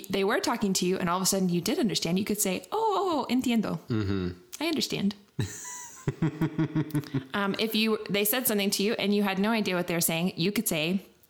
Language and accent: English; Texas, United States; it does sound like I'm from Texas because I'm close to the border and you can hear the accent.